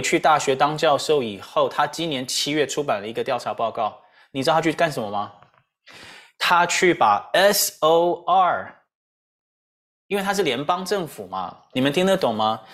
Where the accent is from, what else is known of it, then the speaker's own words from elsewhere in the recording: Taiwan; 我们台湾人